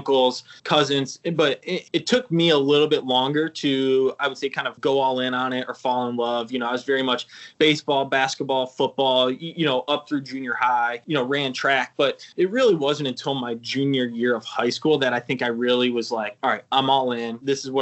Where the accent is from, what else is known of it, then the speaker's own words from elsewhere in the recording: Sandusky, Ohio, United States; was born in Sandusky, spent early childhood in Sandusky, and then we moved 2 miles away into kind of right the neighboring town here on Ohio.